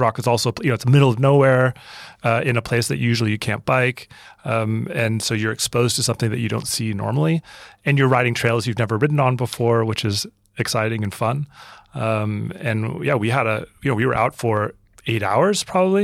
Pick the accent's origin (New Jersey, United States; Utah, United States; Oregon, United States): Oregon, United States; moved away as an adult; also born or lived in San Diego / New York; I grew up in Oregon.